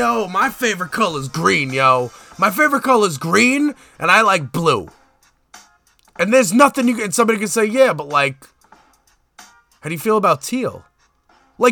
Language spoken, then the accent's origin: English; New York City, New York, United States; moved away as an adult; now in Staten Island, United States; I was raised in the Flossie, okay? I'm from Canarsie